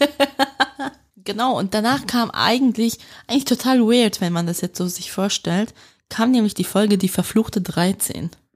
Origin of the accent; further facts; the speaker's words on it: Switzerland; accent: Swiss German dialect; meinen Schweizer Dialekt